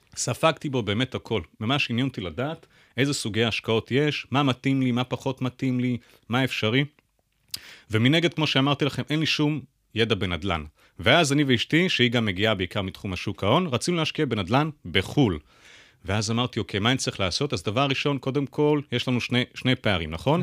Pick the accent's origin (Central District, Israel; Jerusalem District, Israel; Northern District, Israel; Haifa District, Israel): Jerusalem District, Israel; Jerusalem; now in Tel Aviv, Israel; אני ירושלמי במקור